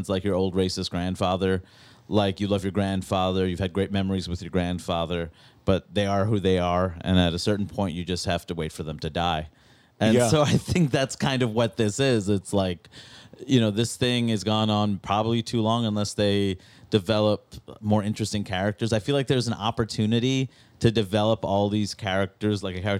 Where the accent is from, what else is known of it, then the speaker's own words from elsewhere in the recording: New York City, New York, United States; growing up in Queens, you know, where I see this community that's so diverse growing up in Jackson Heights